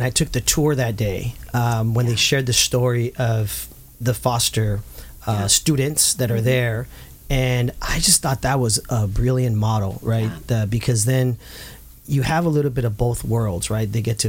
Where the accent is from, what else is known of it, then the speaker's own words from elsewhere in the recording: Santa Ana, California, United States; I'm a native of Santa Ana. I grew up in Santa Ana